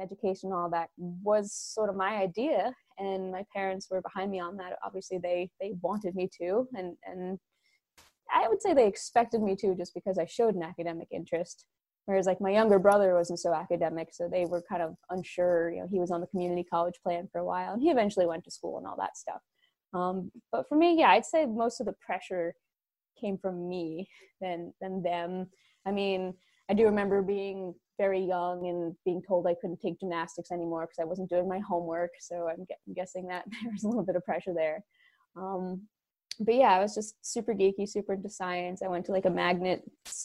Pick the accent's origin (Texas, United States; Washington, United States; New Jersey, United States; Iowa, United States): New Jersey, United States; also born or lived in New York; I am from New Jersey, born in New York, raised in New Jersey